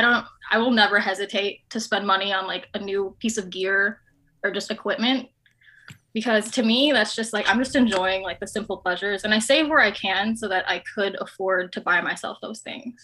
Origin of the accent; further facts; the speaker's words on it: Chicago, Illinois, United States; I'm from Chicago